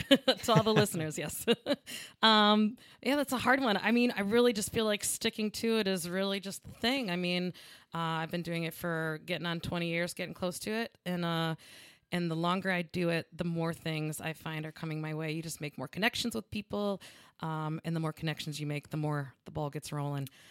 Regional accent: Lansing, Michigan, United States; I'm from Lansing, Michigan

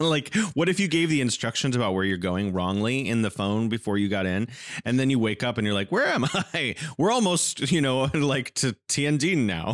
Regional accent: California, United States; now in Wuhan, China

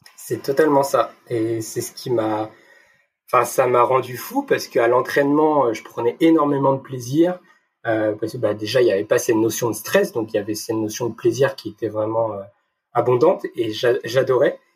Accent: Brittany, France; moved away as an adult; also born or lived in Brest; now in Lyon, France; je suis un petit breton, je tiens, je tiens à notifier mes racines.

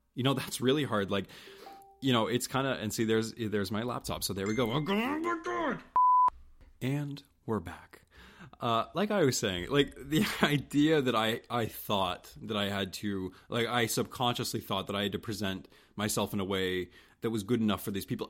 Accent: St. Stephen, New Brunswick, Canada; moved away as an adult; now in Halifax, Canada; I wasn't born in Saint Stephen. Uh, but I'll always say that that's my hometown

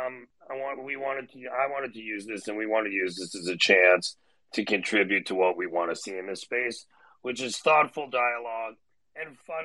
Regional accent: Toronto, Ontario, Canada; moved away; I grew up in Toronto, Canada, went to Duke undergrad

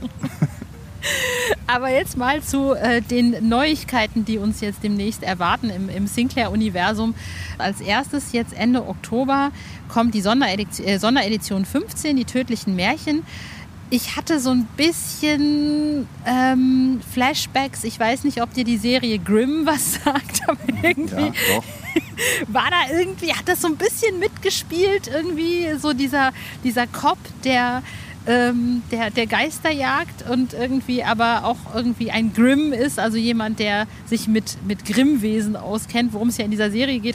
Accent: Hövelhof, North Rhine-Westphalia, Germany; in Hövelhof, da wo ich aufgewachsen bin, in der Nähe von Ostwestfalen, oh nein, nicht in der Nähe, sondern in Ostwestfalen-Lippe

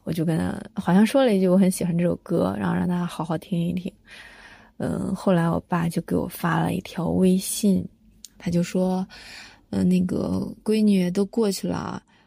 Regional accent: Shangqiu, Henan, China; moved away as an adult; now in Shenzhen, China; 我出生在河南商丘的一个小村庄，呃，父母亲也都是农民

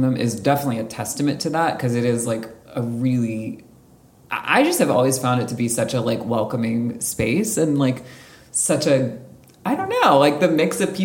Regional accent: Montclair, New Jersey, United States; moved away; also born or lived in Philadelphia; I grew up in North Jersey

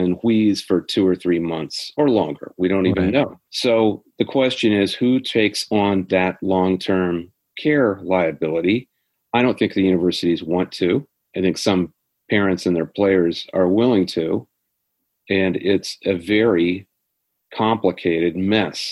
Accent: Midwest, United States; I grew up in the Big Ten. I grew up in the Midwest

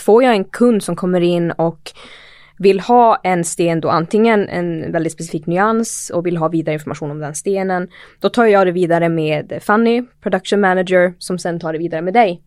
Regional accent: Pajala, Norrbotten County, Sweden; moved away; jag är från eh, Pajala ursprungligen

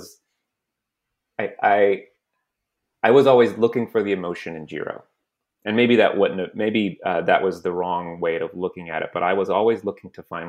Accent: San Antonio, Texas, United States; I grew up in San Antonio, Texas

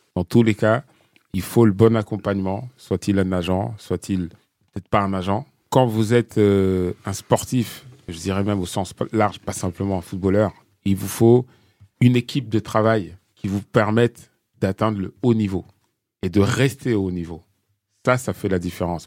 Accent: France; on est français

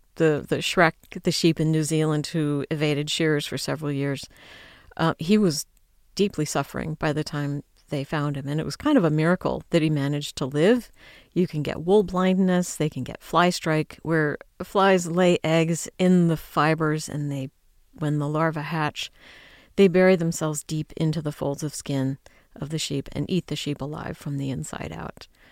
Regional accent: United States; I'm an American

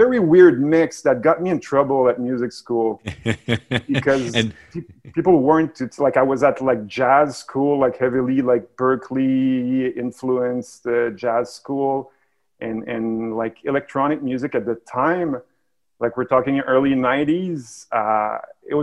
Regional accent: Montreal, Quebec, Canada; I'm from here originally.

